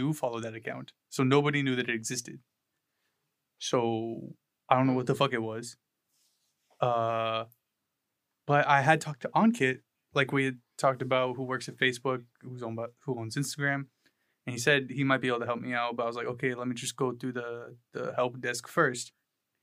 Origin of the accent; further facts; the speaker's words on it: New Hampshire, United States; about 45 minutes away from where I grew up in New Hampshire